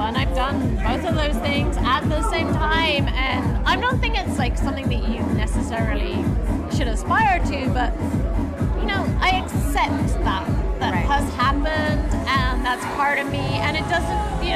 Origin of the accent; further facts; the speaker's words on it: England, United Kingdom; I'm actually English